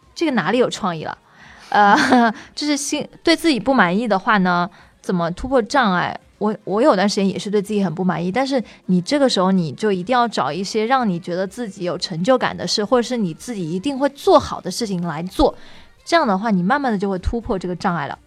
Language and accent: Chinese; Hubei, China; 我是湖北人